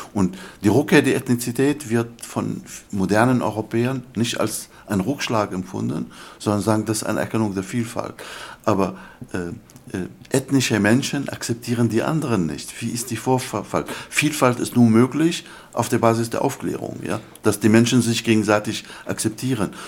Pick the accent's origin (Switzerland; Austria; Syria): Syria; Damascus, Damascus Governorate; first language Arabic; German is a second language; also born or lived in Germany; now in United Kingdom; ethnisch bin ich ein, ein, ein Araber aus Damaskus